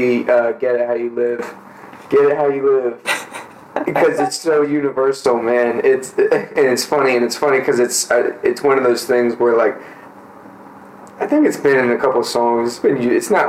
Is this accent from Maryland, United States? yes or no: yes; Catonsville, Maryland, United States; I'm from Maryland, Baltimore County. I've lived in Catonsville I've lived there my whole life